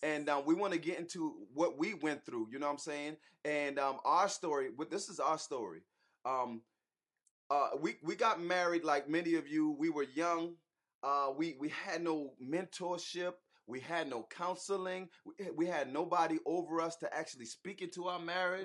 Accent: Charleston, South Carolina, United States; accent: Geechee/Gullah; now in Atlanta, United States; we're originally from Charleston, South Carolina. So if y'all hear the Geechee, if y'all hear the Gullah coming out of us sometime

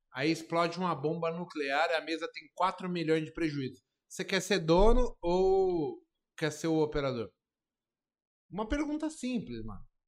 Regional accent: Brazil; moved away; eu saí da Brasilândia

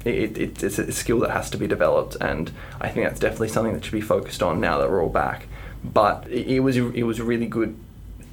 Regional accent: Hobart, Tasmania, Australia; also born or lived in New South Wales; I have been in the Tasmanian public system since I moved here from New South Wales in grade 3

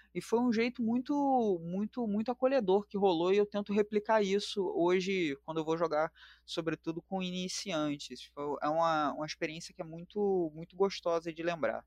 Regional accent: Rio de Janeiro, Brazil; Eu sou aqui natural da capital do Rio de Janeiro, sou do Complexo do Alemão

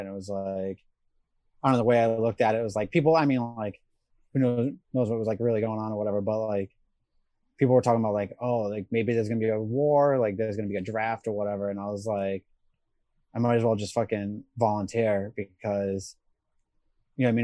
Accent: Rhode Island, United States; moved away as an adult; also born or lived in South Carolina; I grew up in Rhode Island

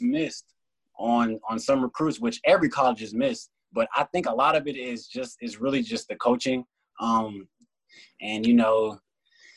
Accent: Texas, United States; I was a Texas kid, Texas fan at heart

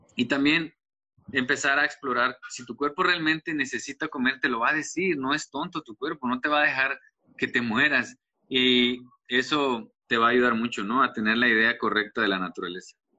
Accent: Tuxtla Gutiérrez, Chiapas, Mexico; De acá de Tuxtla Gutiérrez, Chiapas

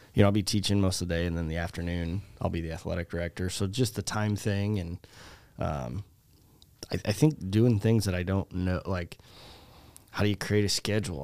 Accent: Lisle, Illinois, United States; moved away; I originally, uh, grew up in the suburbs of Chicago in Lyle.

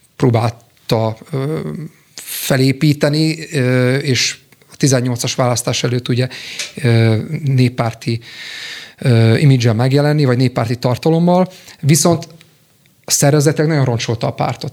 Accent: Békéscsaba, Békés, Hungary; moved away as an adult; also born or lived in Budapest; 2004-ben kerültem Budapestre, én békéscsabai születésű vagyok

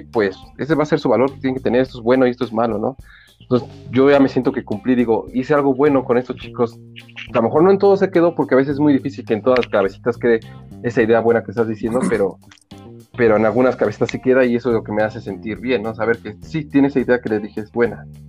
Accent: Mexico City, Mexico; crecí ya en Iztapalapa

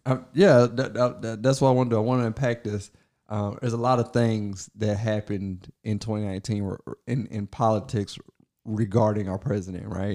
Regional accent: Kentucky, United States; I was born in Kentucky, like, in the country somewhere

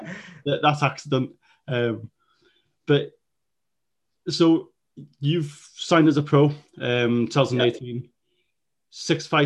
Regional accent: Welsh, Wales, United Kingdom; both of us being Welsh, fluent Welsh speakers

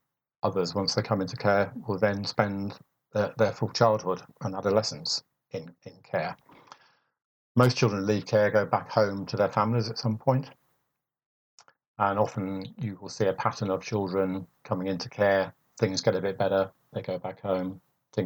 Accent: Wolverhampton, West Midlands, United Kingdom; also born or lived in Surrey; my hometown, Wolverhampton

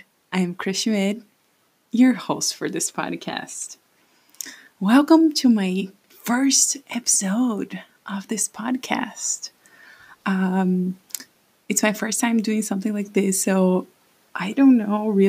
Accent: Brazil; first language Portuguese; English is a second language; moved away as an adult; now in United States; I'm Brazilian. I was born and raised there.

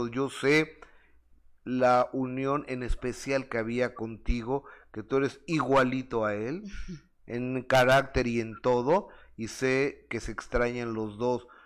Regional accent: Mexico City, Mexico; Soy de la Ciudad de México. … es un apellido un poco, poco común aquí en México, pero es de Chihuahua, mamá es de Chihuahua

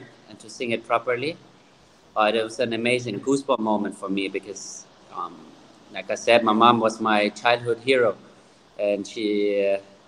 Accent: Germany; moved away; I grew up in Germany

